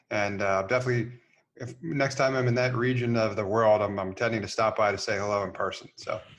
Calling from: Cyprus; So um, I'm calling from Cyprus.

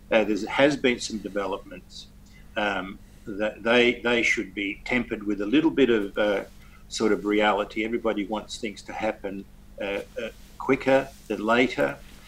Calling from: Perth, Western Australia, Australia; From Perth, at my house. We're all isolated in Perth, like everybody else.

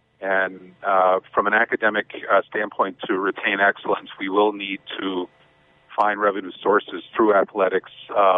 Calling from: East Lansing, Michigan, United States; I'm calling from East Lansing.

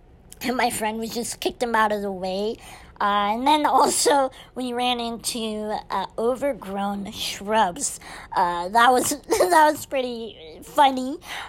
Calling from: Azle, Texas, United States; I'm recording from Azle, Texas, which is by Fort Worth.

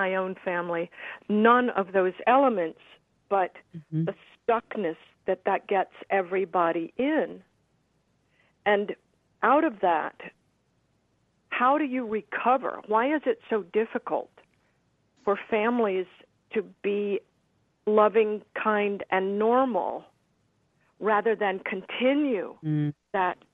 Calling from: Los Angeles, California, United States; I'm calling from Los Angeles.

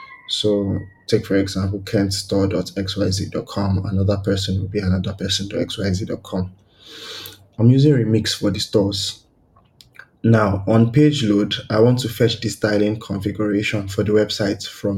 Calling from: Nigeria; And I'm asking from Nigeria.

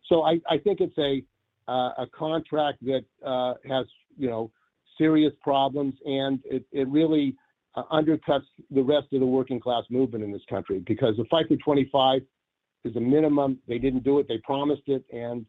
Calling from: San Francisco, California, United States; from San Francisco.

